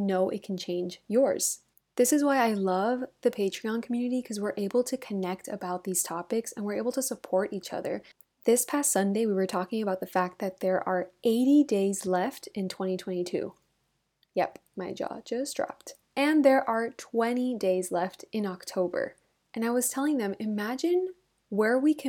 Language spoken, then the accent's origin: English; Miami, Florida, United States; now in Madrid, Spain; I grew up in Miami and so I never had seasons. So I think now living in Madrid